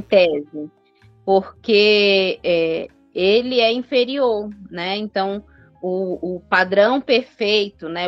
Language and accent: Portuguese; Northeast Region, Brazil; sou nordestina